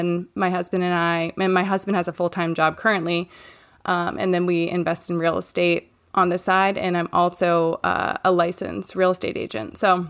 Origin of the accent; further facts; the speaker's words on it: Maine, United States; I'm from Maine and I live here with my husband, Ross